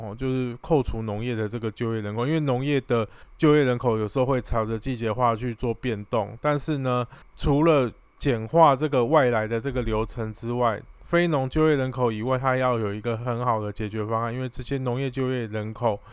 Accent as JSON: {"language": "Chinese", "country": "Taiwan", "said": "我们台湾人"}